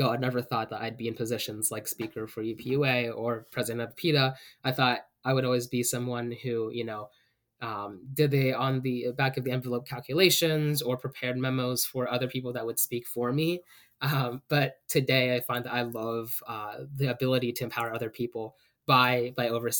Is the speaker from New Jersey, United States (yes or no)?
no; York, Pennsylvania, United States; I'm from York, which is 2 hours away from State College. I'm PA born and raised, and we've moved all across Pennsylvania